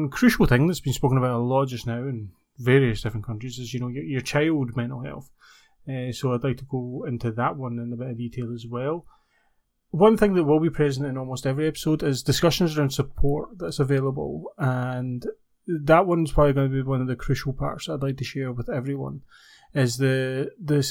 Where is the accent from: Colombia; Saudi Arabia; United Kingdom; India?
United Kingdom; Scotland; accent: Scottish; I'm based in the UK, you can probably tell my accent, Scotland